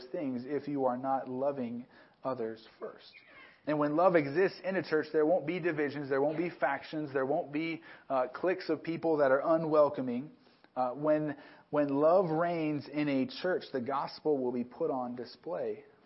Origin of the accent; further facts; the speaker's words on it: Southern California, United States; moved away as an adult; also born or lived in New Mexico; a kid growing up in Southern California, which is one big city, to move to a town of about 12,000 people